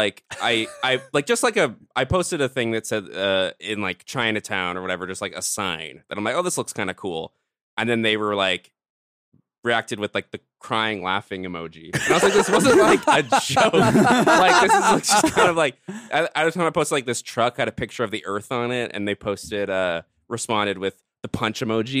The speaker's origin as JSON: {"language": "English", "town": "Cologne", "region": "North Rhine-Westphalia", "country": "Germany", "said": "I'm from Cologne. It's not like super"}